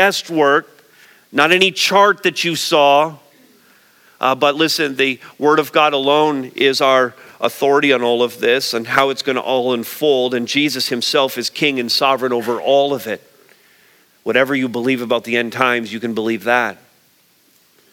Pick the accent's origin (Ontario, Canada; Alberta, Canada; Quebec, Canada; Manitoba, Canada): Quebec, Canada; Montreal; I grew up in Montreal